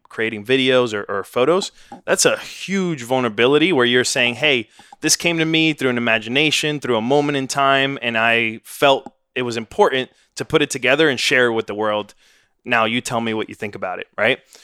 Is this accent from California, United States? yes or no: no; New York City, New York, United States; moved away as an adult; now in Austin, United States; I grew up in Washington Heights, New York, son of immigrants